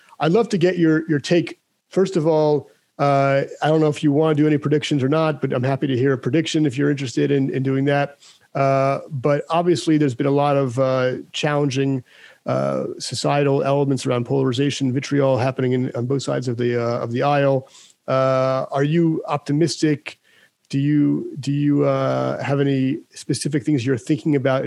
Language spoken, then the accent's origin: English; United States; I'm American